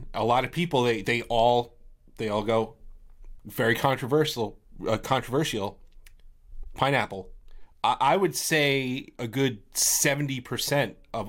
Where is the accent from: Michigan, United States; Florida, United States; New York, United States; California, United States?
New York, United States; We're from New York